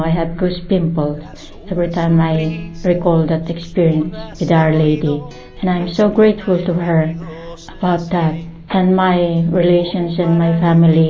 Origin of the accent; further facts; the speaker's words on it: Philippines; from the Philippines